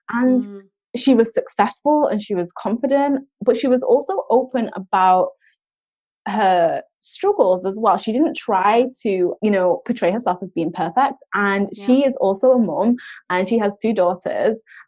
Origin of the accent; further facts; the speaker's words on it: United Kingdom; us Brits